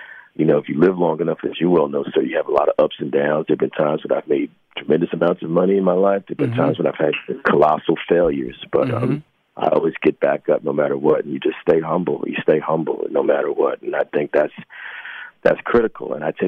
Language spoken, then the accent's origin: English; New Jersey, United States; born there; also born or lived in New York; Well, Jersey, and I've lived in New York for almost 30 years, so mm-hmm. New York and New Jersey, mm-hmm.